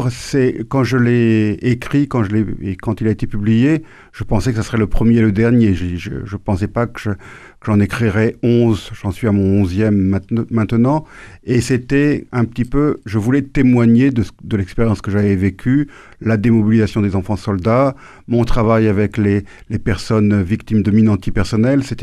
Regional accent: Normandy, France; born there; Je suis né en Normandie. Vous êtes normand Non, pas du tout. Pas mes, parents rentraient de Tunisie, mon père avait trouvé un boulot en Normandie, et c'est comme ça que je suis né en Normandie.

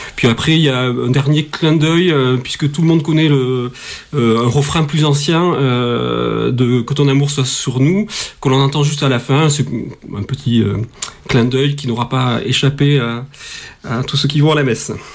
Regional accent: Toulouse, Occitania, France; also born or lived in Paris; je suis toulousain, j'ai travaillé au conservatoire de Toulouse avant d'aller à Paris

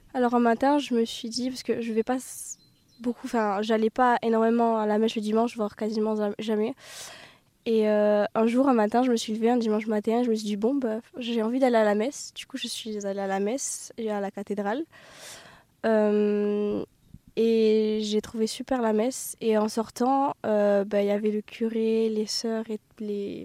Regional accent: Pau, Nouvelle-Aquitaine, France; je suis originaire de Pau

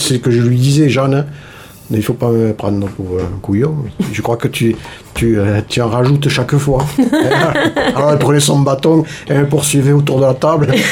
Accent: Toulouse, Occitania, France; moved away as an adult; now in Cardaillac, France; natif de Toulouse

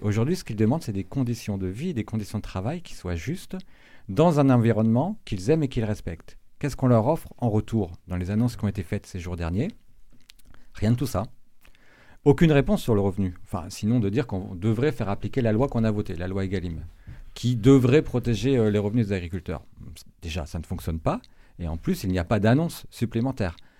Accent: Brittany, France; moved away; je suis originaire de Bretagne. Euh, j'ai fait des études agricoles euh, en Bretagne

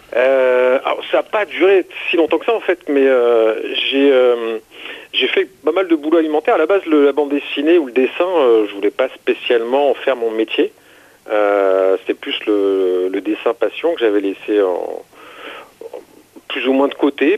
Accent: Seine-Saint-Denis, Île-de-France, France; moved away as an adult; also born or lived in Paris; now in Lot, France; je suis né à Paris en 1972. Euh, j'ai jamais vraiment vécu à Paris. Euh, en fait, j'ai passé mes euh, quasiment mes 30 premières années dans le 93 en Seine-Saint-Denis.

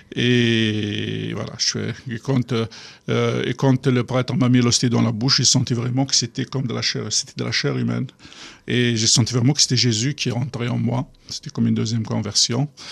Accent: Kabylie, Algeria; French is a second language; moved away; une église euh, clandestine qui venait d'ouvrir en Algérie, au Kabylie, où je vivais

